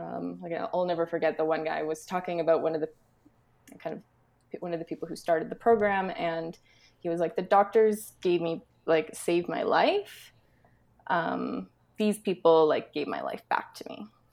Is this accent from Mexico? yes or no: no; Alberta, Canada; moved away as an adult; also born or lived in Scotland; I grew up in Alberta, but I, like, lived across the country and then in Scotland